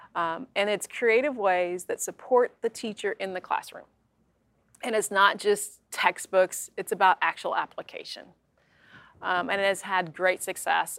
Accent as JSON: {"language": "English", "region": "Kentucky", "country": "United States", "tie": "born or raised there", "said": "my hometown is pretty hom- homogeneous, um, a lot of same faith, um, same ethnic background um, and very tight community, which a lot of small towns here in Kentucky have."}